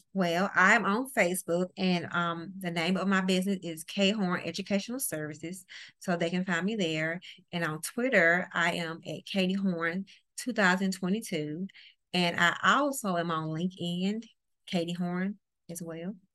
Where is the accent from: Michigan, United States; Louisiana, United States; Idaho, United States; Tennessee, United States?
Louisiana, United States; New Orleans; now in Mississippi, United States; I live in the great state of Mississippi. I'm originally from New Orleans, Louisiana